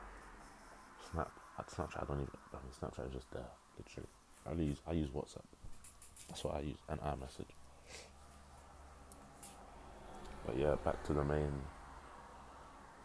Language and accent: English; Dagenham, London, United Kingdom; also born or lived in Ipswich / Hull; I grew up in Dagenham